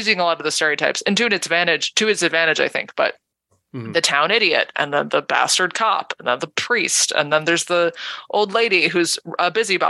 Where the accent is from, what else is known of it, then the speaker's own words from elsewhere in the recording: Toms River, New Jersey, United States; moved away as an adult; now in Dublin, Ireland; I grew up in New Jersey